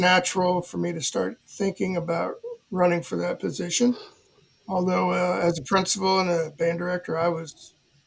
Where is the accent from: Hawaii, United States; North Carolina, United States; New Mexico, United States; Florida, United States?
Florida, United States; Miami; moved away as an adult; now in Wauchula, United States; I grew up in Miami